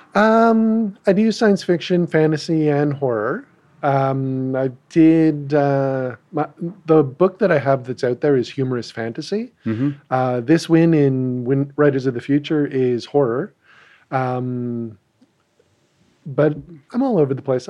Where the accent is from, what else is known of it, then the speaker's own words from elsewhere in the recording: Ottawa, Ontario, Canada; we're both from Ottawa